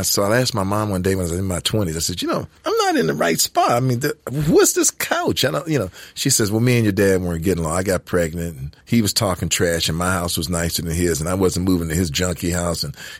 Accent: Detroit, Michigan, United States; accent: Detroit; I was born in Detroit, Michigan. The inner city of Detroit, Michigan.

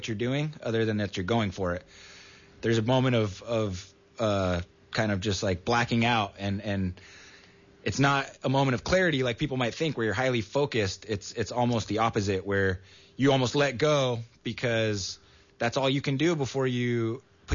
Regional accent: Santa Cruz, California, United States; growing up in Santa Cruz and from the community

